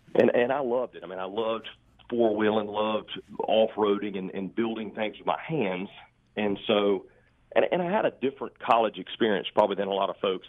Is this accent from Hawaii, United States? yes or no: no; Charlotte, North Carolina, United States; I grew up in Steel Creek